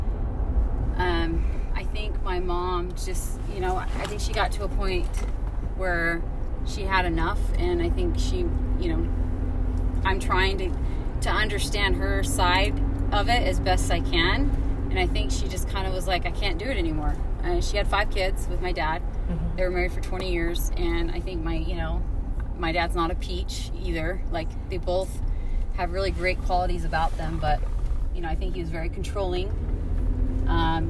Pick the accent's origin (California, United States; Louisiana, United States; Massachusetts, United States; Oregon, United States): Oregon, United States; I'm originally from Oregon, so I was born and raised on a ranch